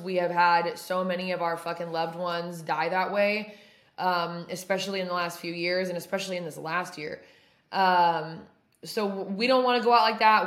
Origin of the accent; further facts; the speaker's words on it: Oregon, United States; moved away; my hometown, which is in Oregon